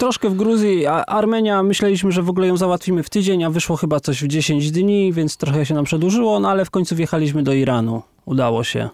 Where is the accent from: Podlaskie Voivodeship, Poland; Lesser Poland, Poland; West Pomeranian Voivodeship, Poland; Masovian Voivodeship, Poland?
Lesser Poland, Poland; Kraków; ja jestem Polakiem z Krakowa